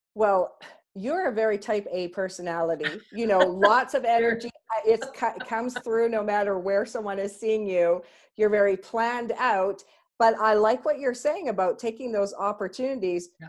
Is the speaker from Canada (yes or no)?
yes; Canada; we're so Canadian